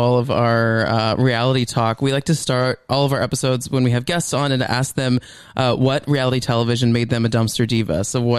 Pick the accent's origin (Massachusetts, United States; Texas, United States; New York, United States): Texas, United States; Dallas; we're from Dallas area.